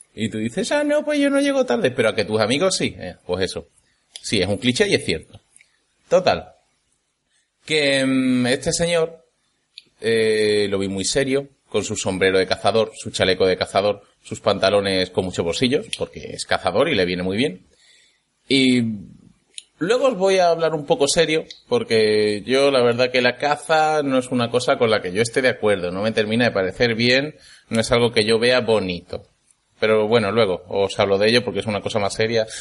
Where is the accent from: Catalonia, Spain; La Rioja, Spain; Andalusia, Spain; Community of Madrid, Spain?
Andalusia, Spain; moved away as an adult; now in Germany; soy un chico que normalmente reside en Andalucía, pero que últimamente está viviendo en Alemania. Vamos, soy un andaluz en Alemania